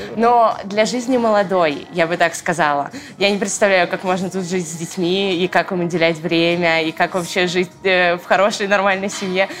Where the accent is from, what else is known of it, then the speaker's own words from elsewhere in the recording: Noginsk, Moscow Oblast, Russia; also born or lived in Orekhovo-Zuyevo; now in Moscow, Russia; Мы жили в городе Ногинске. Я там прожила, э, наверное, около 10 лет своей жизни